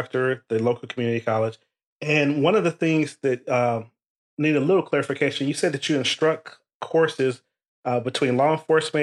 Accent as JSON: {"language": "English", "region": "Ohio", "country": "United States", "tie": "born or raised there", "said": "I'm from Ohio. I grew up in the inner city"}